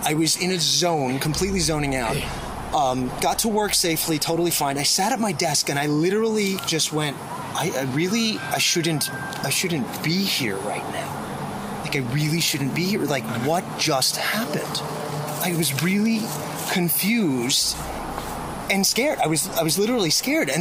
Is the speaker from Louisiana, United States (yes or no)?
no; Long Island, New York, United States; moved away; I'm from New York, and I grew up on Long Island, which is about a 45-minute drive from New York City, but it's still part of New York.